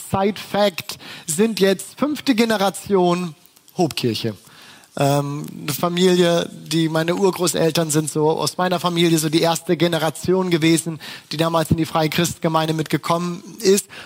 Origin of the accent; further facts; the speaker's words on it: Bremen, Germany; Ich bin Bremer, ich bin aufgewachsen in Bremen